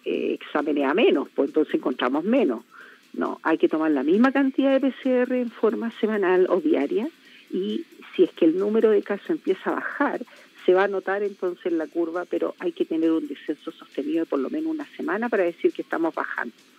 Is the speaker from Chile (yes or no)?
yes; Chile; como chilenos